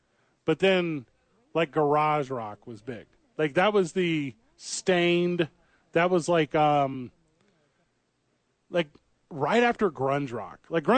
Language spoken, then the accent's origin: English; St. Louis, Missouri, United States; I'm from St. Louis.